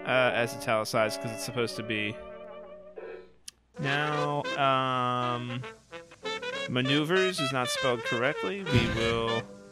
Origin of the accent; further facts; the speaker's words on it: United Kingdom; This is us being British right here.